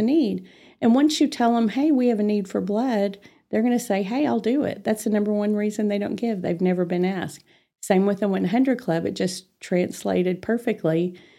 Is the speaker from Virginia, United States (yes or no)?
no; Amarillo, Texas, United States; I was born and raised in Amarillo, and, uh, I, without revealing my age, uh, I've been here all my life